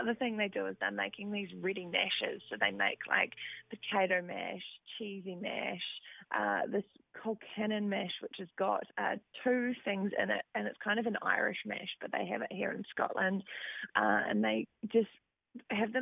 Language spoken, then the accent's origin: English; Aberfeldy, Manawatū-Whanganui, New Zealand; I was born at Aberfeldy in New Zealand, which is between Whanganui and Rātahi